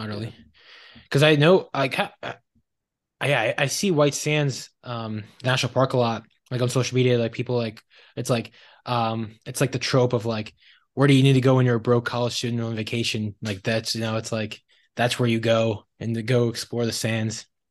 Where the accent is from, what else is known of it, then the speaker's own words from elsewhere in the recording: suburbs of Philadelphia, Pennsylvania, United States; I grew up in the suburbs of Philadelphia